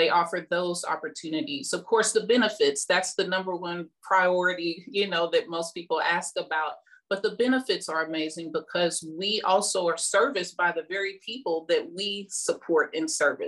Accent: Midwest, United States; Well, I am really from the Midwest.

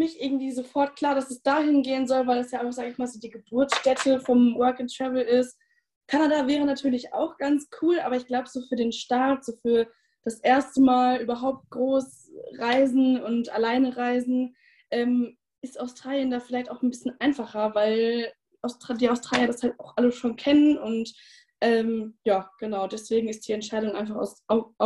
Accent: North Rhine-Westphalia, Germany; ich bin jetzt 20 Jahre alt, ähm, habe dieses Jahr mein Abi gemacht und komme aus der Nähe von Bielefeld.

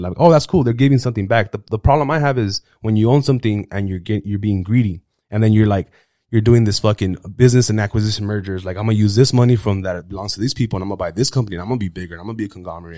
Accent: United States; first language Spanish; English is a second language; I was raised in America

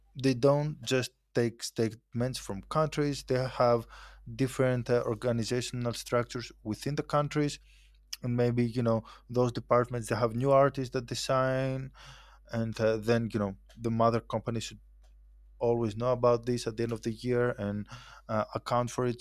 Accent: Athens, Attica, Greece; moved away as an adult; also born or lived in Dubai; I was born and raised in Athens, uh, in Greece.

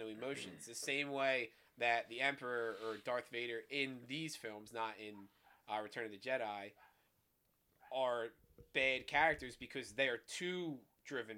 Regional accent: Philadelphia, Pennsylvania, United States; we're from Philly

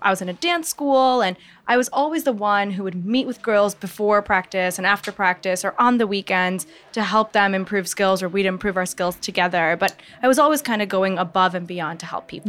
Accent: Michigan, United States; moved away as an adult; now in New York, United States; Born and raised in Michigan. So a Midwest gal over here

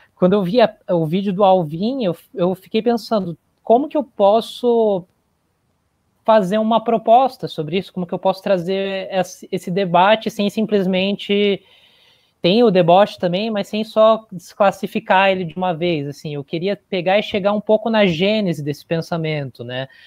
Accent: Joinville, Santa Catarina, Brazil; moved away as an adult; also born or lived in Curitiba; eu sou de Joinville

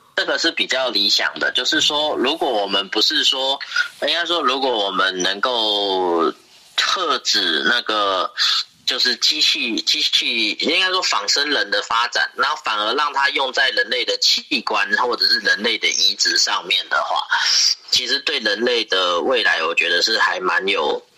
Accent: Taiwan; 我们台湾人的习惯就是，呃，我们有一种很惯性的亚洲人的习惯

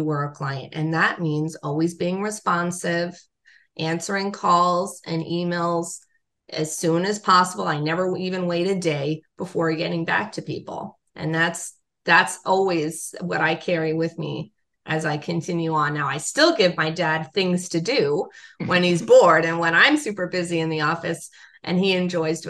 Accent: Los Angeles, California, United States; growing up in Los Angeles

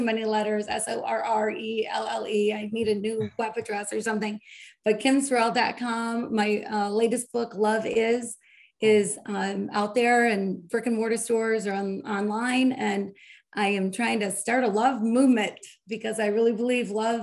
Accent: Michigan, United States; I'm from Michigan

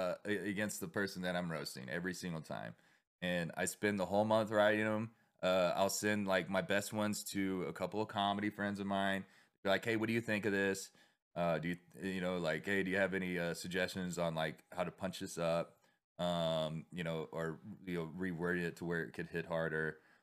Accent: Texas, United States; I'm from Texas.

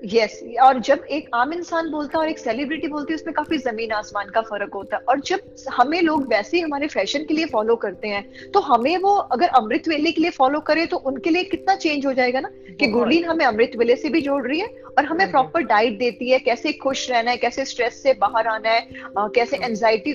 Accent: Chandigarh, Punjab, India; moved away; मैं भी चंडीगढ़ पंजाब से ही आई हूँ आपके वहां से ही मैं निकल के आई हूँ

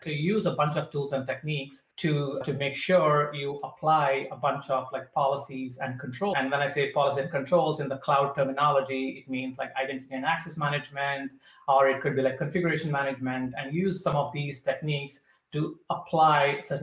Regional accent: India; So I would say growing up in India

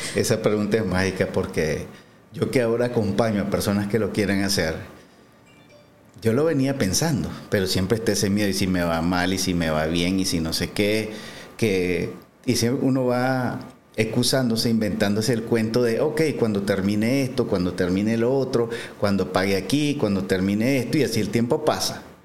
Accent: San Marcos, Carazo, Nicaragua; moved away as an adult; soy de Carazo, eh, nací en San Marcos, ahí viví un montón de tiempo, me trasladé hace, hace poco para acá

